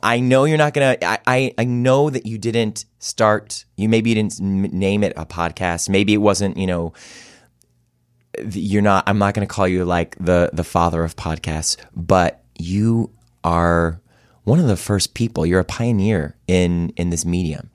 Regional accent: Cleveland, Ohio, United States; moved away; I love my hometown.

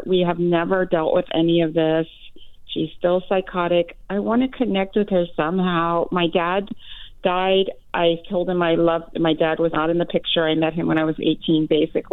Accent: La Jolla, California, United States; now in El Cerrito, United States; three girls and my mom, in La Jolla, California, which is a fancy tourist town

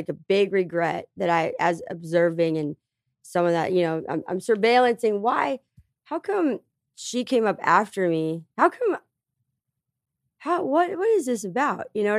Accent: Tucson, Arizona, United States; I grew up in Section 8 housing in Tucson, Arizona. Before the trailer park, I lived in Esbro.

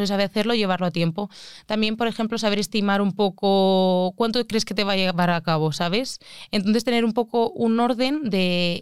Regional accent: Alicante, Valencian Community, Spain; yo es que soy de Alicante

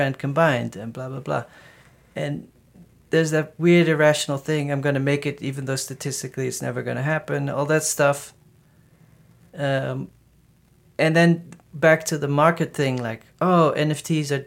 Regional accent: Netherlands; moved away; I grew up in the Netherlands

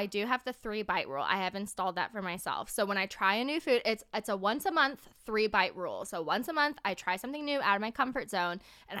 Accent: United States; accent: American; my accent, my American accent?

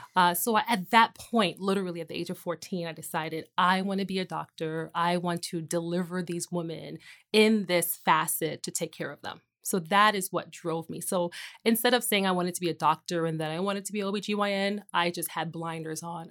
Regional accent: New York, United States; also born or lived in Trinidad; I am originally from New York, born in Brooklyn, to a Caribbean family. So, grew up half the time in Brooklyn and Trinidad and then Queens, so I'm a New Yorker through and through

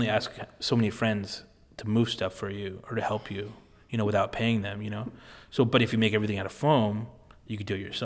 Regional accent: Alameda, California, United States; I grew up in Alameda

